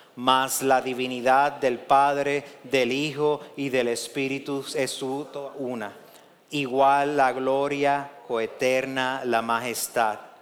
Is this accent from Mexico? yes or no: no; Puerto Rico; en Puerto Rico estamos bien pegaditos de Estados Unidos